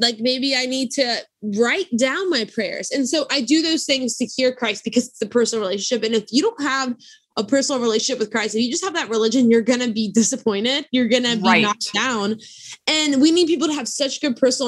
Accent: South Louisiana, United States; I grew up in South Louisiana

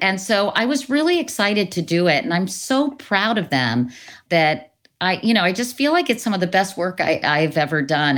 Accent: Northern Virginia, United States; growing up in Northern Virginia, you know, I lived near Lehigh Highway

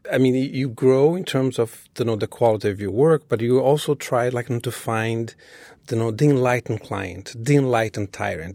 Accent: Rio de Janeiro, Brazil; moved away as an adult; now in New York City, United States; I was born in Rio.

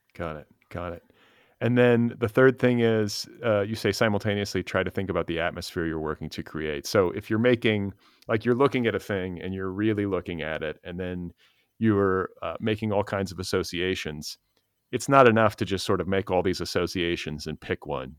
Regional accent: Milwaukee, Wisconsin, United States; moved away; I grew up in Milwaukee, part of my childhood, in Wisconsin

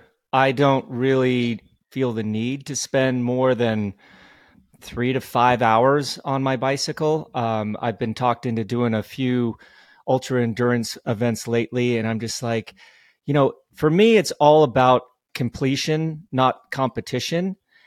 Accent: Colorado, United States; I finished with my buddy Robin Thurston, who I grew up racing with in Colorado.

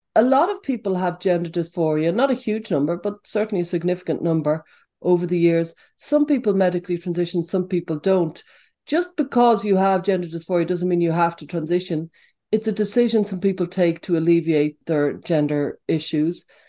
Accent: Dublin, Leinster, Ireland; I was growing up in Dublin in the 70s and the 80s.

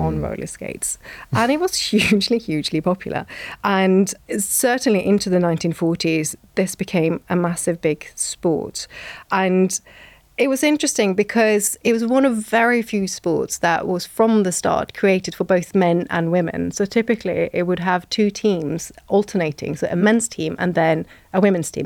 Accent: Norway; moved away; also born or lived in Bath; growing up in Norway

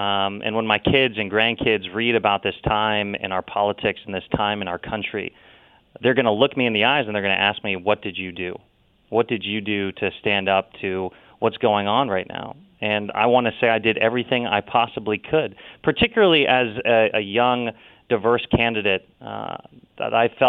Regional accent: Ohio, United States; As a result, I vaguely look Hawaiian, but I'm from all from Ohio.

